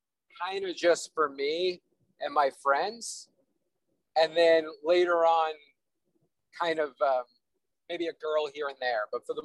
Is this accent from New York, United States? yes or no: yes; New York City, New York, United States; I'm from Staten Island.